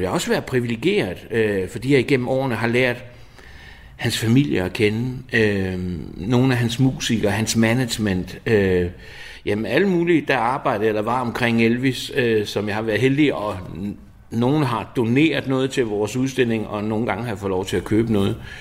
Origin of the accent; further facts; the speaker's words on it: Odense, Southern Denmark, Denmark; Jeg er født og opvokset i Odense